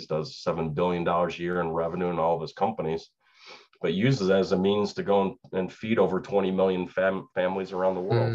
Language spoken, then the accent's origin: English; Chicago, Illinois, United States; moved away as an adult; now in Suwanee, Georgia, United States; I grew up in Chicago, around Chicago.